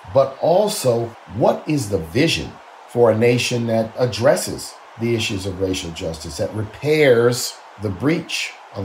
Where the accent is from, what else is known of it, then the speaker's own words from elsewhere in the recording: New Orleans, Louisiana, United States; when I was growing up in New Orleans